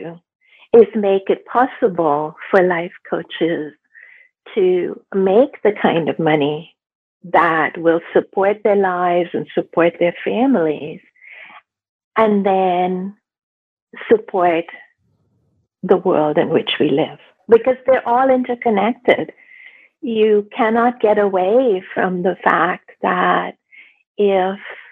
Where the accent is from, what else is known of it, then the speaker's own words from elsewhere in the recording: India; now in Canada; I grew up in India